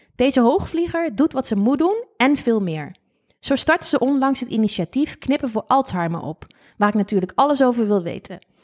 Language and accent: Dutch; Lobith, Gelderland, Netherlands; ik kom uit Lobit